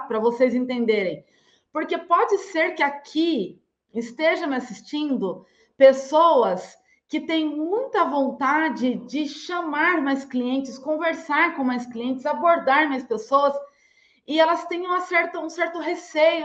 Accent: Limeira, São Paulo, Brazil; sou nascida em Limeira, eu falo de Limeira, eu nasci em Limeira, é, cidade que fica a 170 quilômetros do interior paulista

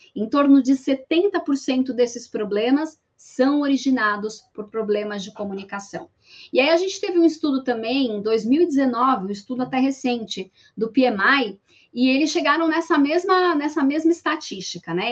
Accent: São Paulo, Brazil; sou paulista

